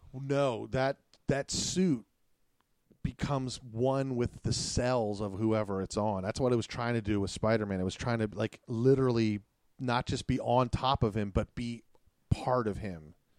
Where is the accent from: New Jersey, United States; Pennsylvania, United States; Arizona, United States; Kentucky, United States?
Pennsylvania, United States; Pittsburgh; We're from Pittsburgh, Pennsylvania